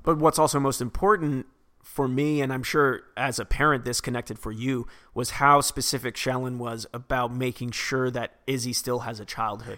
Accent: Vacaville, California, United States; California, which is my hometown

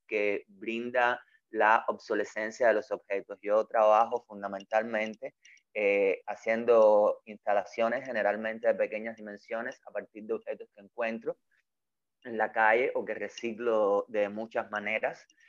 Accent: Cuba; also born or lived in Havana; soy un artista cubano. Vivo y trabajo

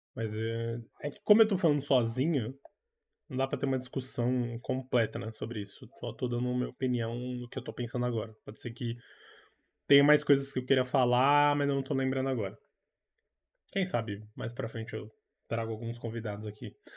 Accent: São Paulo, Brazil; eu sou daqui de São Paulo

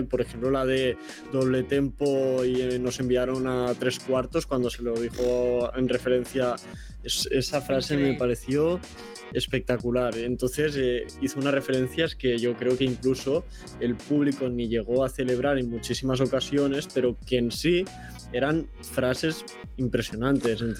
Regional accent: Spain; incluso yo como español eh, me costaba incluso llegar a entender alguna

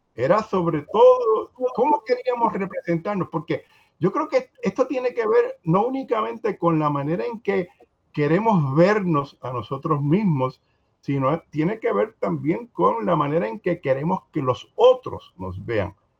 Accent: Puerto Rico

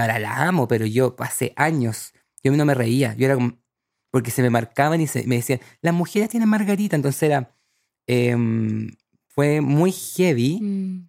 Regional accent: El Cerrillo, O'Higgins, Chile; moved away as an adult; also born or lived in Barcelona, Spain / Santiago; crecí en la sexta región, un pueblito que se llama El Cerrillo, cerca de Rengo

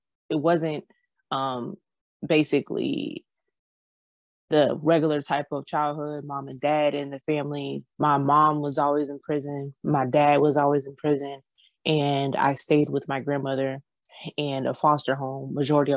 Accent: Georgia, United States; I'm from Georgia.

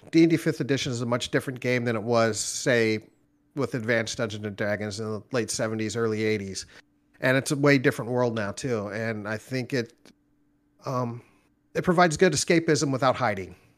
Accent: Orange County, Southern California, United States; moved away as an adult; also born or lived in Nashville area, Tennessee; now in Nashville, United States; I'm originally from California, born and raised Orange County, Southern California

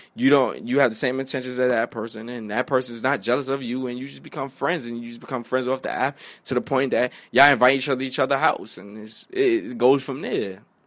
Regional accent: New York City, New York, United States; also born or lived in Bronx, New York; I'm from Harlem.

